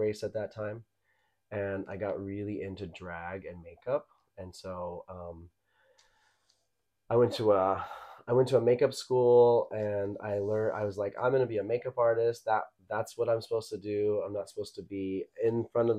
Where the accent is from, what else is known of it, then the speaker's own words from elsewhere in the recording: Midland, Texas, United States; moved away as an adult; also born or lived in Lubbock, Texas / Austin, Texas; now in Los Angeles, United States; my hometown of Midland, Texas, which is West Texas